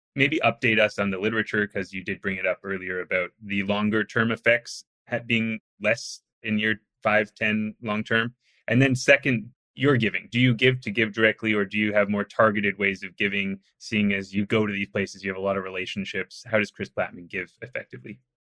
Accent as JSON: {"language": "English", "area": "outside Vancouver", "region": "British Columbia", "country": "Canada", "said": "I'm from outside Vancouver"}